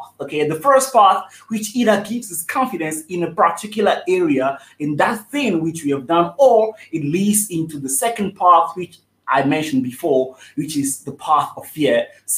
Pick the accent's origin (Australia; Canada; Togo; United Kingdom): Togo; moved away as an adult; also born or lived in South Africa; I'm originally from Togo, West Africa. That's where I was born till the age of 18, until I decided to leave my country